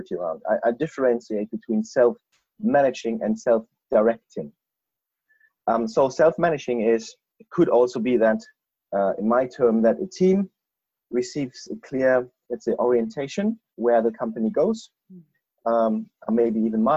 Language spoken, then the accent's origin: English; Germany; moved away as an adult; now in Bristol, United Kingdom; I'm an expat from Germany